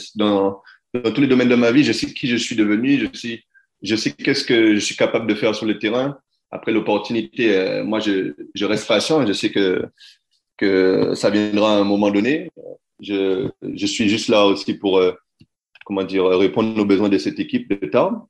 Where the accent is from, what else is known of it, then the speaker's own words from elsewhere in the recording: France; moved away as an adult; mon pays, là, où je suis français, mon pays, la France